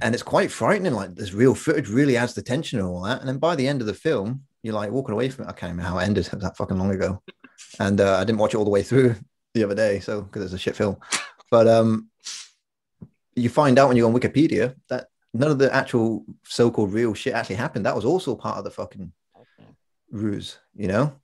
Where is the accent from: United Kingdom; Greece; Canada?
United Kingdom; middle of England; accent: weird accent, half Scottish; we come from this town in the middle of England, and a bunch of Scottish people moved there during World War II for the steelworks and uh, okay. they, they never left. So we're the offspring of these quasi English Scottish people. That's why we got a weird accent